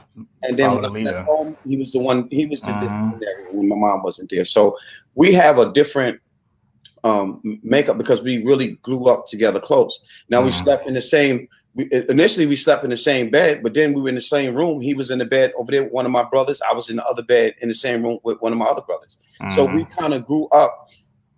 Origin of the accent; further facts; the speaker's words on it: New York City, New York, United States; moved away as an adult; growing up in New York